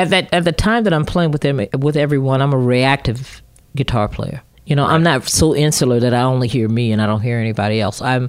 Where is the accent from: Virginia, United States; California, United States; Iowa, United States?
Virginia, United States; Growing up in Virginia, we have a saying, you either work for the government or you work for the government.